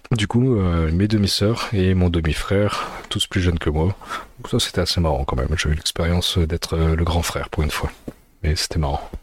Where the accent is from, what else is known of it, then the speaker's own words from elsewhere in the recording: France; also born or lived in Addis Ababa, Ethiopia; je suis né en Éthiopie en 1998. Euh, là actuellement j'habite euh, sur l'île. Euh, donc j'ai été adopté en 2002 et, puis voilà, depuis je suis, je resté en France